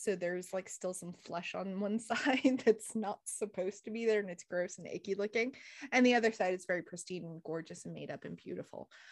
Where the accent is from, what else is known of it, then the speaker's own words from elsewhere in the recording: United States; growing up in America